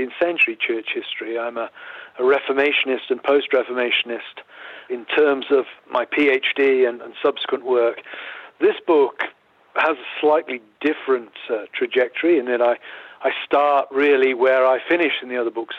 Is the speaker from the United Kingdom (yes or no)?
yes; England, United Kingdom; moved away as an adult; also born or lived in Philadelphia, United States / Grove City, United States; now in United States; I grew up in the United Kingdom. I'm English in background.